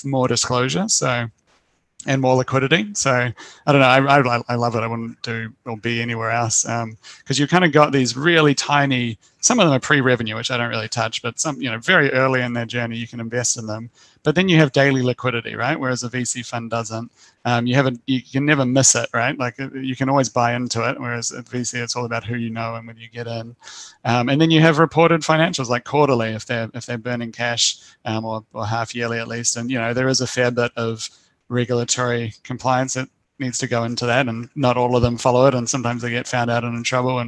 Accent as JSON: {"language": "English", "country": "New Zealand", "moved": "yes", "lives_now": "Australia", "said": "I'm from New Zealand originally."}